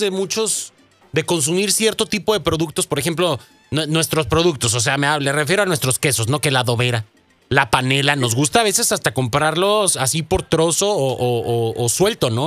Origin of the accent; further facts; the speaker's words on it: Mexico; now in United States; nosotros como mexicanos